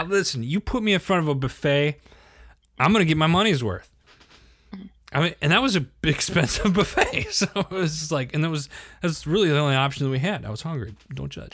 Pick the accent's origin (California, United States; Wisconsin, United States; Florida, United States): Wisconsin, United States; I'm from Wisconsin